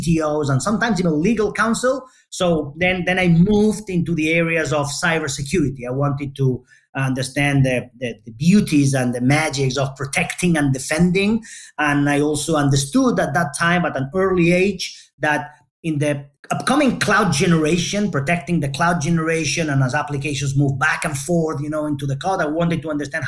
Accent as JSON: {"language": "English", "town": "Barcelona", "region": "Catalonia", "country": "Spain", "tie": "born or raised there", "said": "I'm Spanish, born and raised in Barcelona, Spain"}